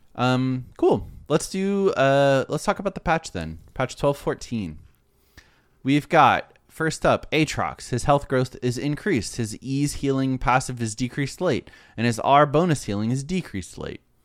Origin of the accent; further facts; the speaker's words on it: Florida, United States; I'm from Florida